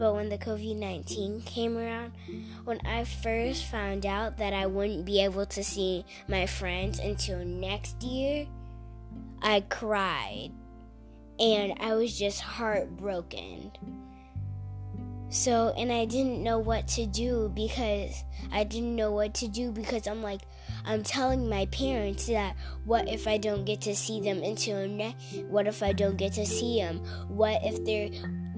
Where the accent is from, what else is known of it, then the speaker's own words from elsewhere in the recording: Texas, United States; I'm from Texas